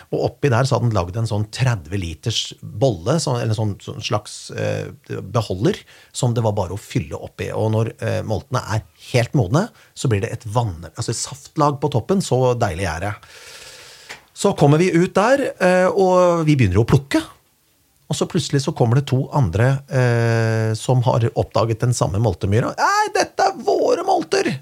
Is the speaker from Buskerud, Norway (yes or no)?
yes; Kongsberg, Buskerud, Norway; moved away; i min hjemby Kongsberg